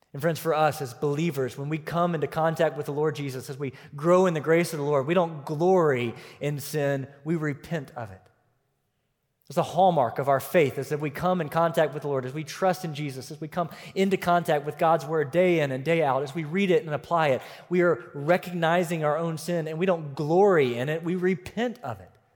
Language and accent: English; United States; my citizenship was still as an American